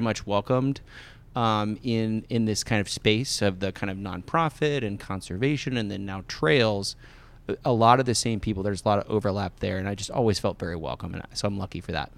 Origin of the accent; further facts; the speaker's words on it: Thurman, Iowa, United States; also born or lived in Omaha, Nebraska; when I was growing up in Thurman, Iowa